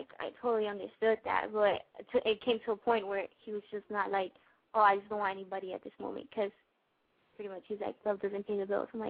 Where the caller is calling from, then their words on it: Orlando, Florida, United States; I'm 20 years old, and I'm calling from Orlando, Florida.